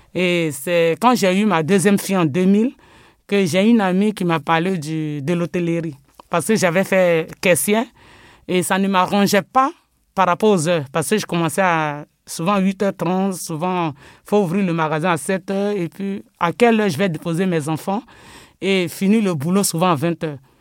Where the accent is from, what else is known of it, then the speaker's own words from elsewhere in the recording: Côte d’Ivoire; now in France; je suis né d'abord en Côte d'Ivoire. Euh, j'ai grandi là-bas parce que je suis arrivé en France en 2000